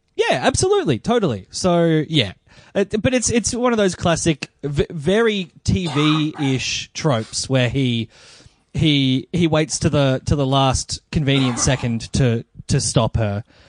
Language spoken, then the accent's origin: English; Melbourne, Victoria, Australia; I am a comedian from Melbourne